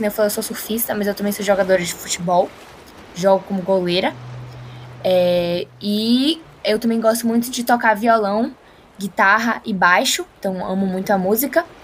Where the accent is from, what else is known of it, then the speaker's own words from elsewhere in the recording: Salvador, Bahia, Brazil; Sou de Salvador, aqui da Bahia